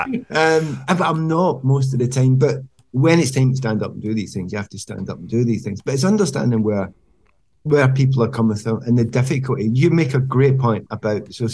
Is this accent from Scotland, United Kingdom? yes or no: yes; Glasgow, Scotland, United Kingdom; moved away as an adult; I'm Glaswegian